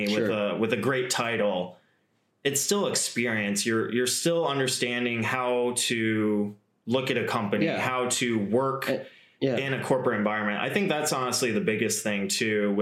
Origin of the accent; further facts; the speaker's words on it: Grand Rapids, Michigan, United States; I'm from Grand Rapids originally.